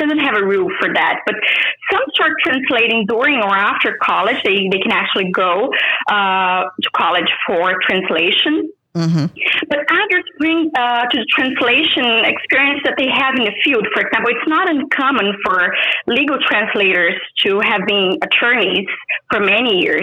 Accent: Brazil; English is a second language; moved away; I was born and raised in Brazil

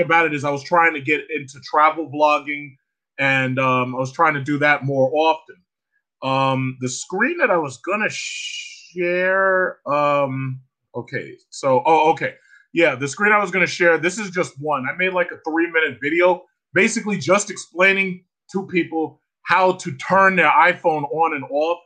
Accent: New York City, New York, United States; also born or lived in Asia / Hempstead, Long Island; I was born and raised in Queens, New York

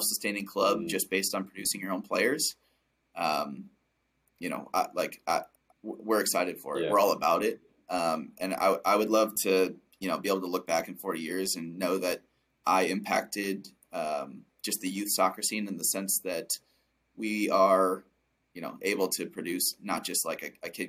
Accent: Cedar Rapids, Iowa, United States; as a kid growing up in Cedar Rapids, Iowa

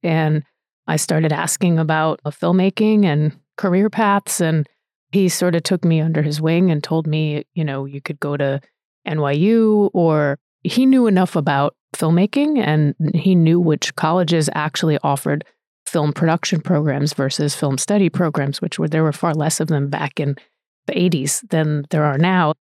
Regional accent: Rhode Island, United States; moved away as an adult; also born or lived in New York; I grew up in Rhode Island

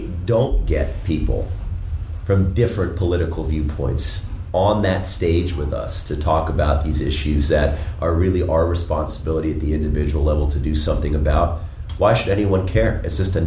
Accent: Washington, District of Columbia, United States; now in Denver, United States; I grew up in the Washington, D.C. area.

